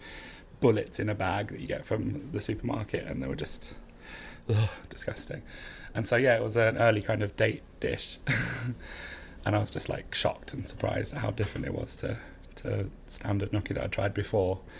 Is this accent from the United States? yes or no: no; Essex, East of England, United Kingdom; I'm from Essex